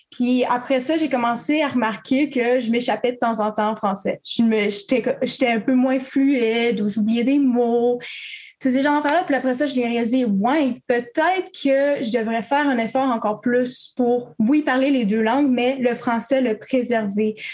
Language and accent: French; Quebec, Canada; also born or lived in Ontario; now in Kingston, Canada; Et oui, je viens aussi du Québec. Je suis née là-bas. Euh, et à cause que mes parents sont dans le militaire, moi, j'ai déménagé euh, environ cinq fois entre le Québec et l'Ontario.